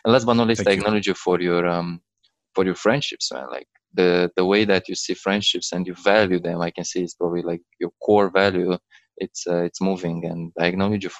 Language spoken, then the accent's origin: English; Romania; now in London, United Kingdom; I'm in London, actually. I'm from Romania.